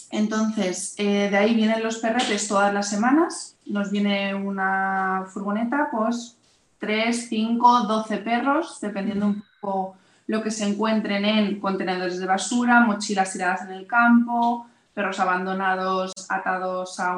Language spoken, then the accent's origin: Spanish; Madrid, Community of Madrid, Spain; nosotras trabajamos en Madrid, vamos, somos todas de Madrid